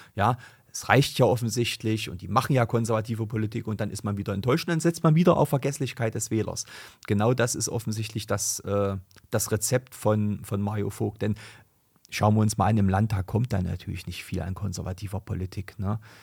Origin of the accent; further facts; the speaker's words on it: Germany; bei uns in Deutschland